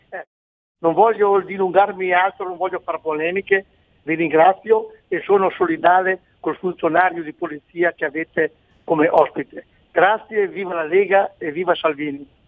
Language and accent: Italian; Bolzano, Trentino-Alto Adige, Italy; Io sono di Bolzano